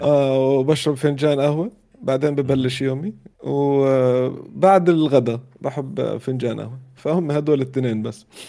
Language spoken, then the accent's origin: Arabic; Amman, Amman Governorate, Jordan; moved away as an adult; also born or lived in Riyadh; بيتنا في عمان زي كانه متحف متحف طفولتي